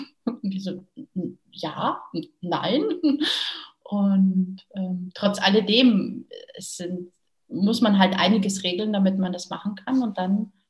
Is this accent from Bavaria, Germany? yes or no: yes; Munich, Bavaria, Germany; now in Mallorca, Spain; Ähm, geboren und aufgewachsen bin ich in München, in Bayern. Mittlerweile lebe ich auf Mallorca und lebe meinen persönlichen Traum.